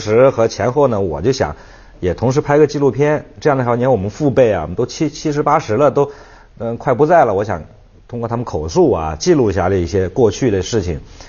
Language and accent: Chinese; Guizhou, China; also born or lived in Shanghai; 我们家我就从小在三线长大的，因为我出生六六年出生，呃，两三个月以后就从那个随着父母就从厂里就整个就迁过去了，因为那我我们原来是上海光学仪器厂上光厂